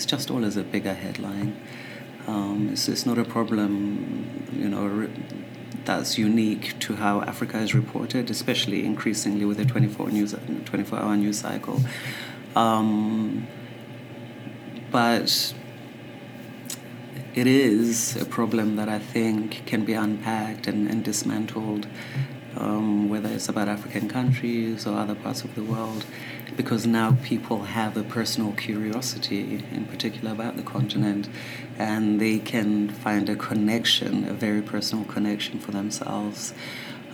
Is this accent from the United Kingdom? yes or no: yes; England, United Kingdom; English is a second language; When I started school in England, of course, I didn't speak a word of English